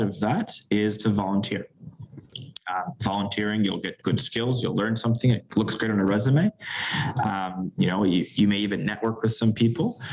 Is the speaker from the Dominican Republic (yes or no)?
no; Canada; as a Canadian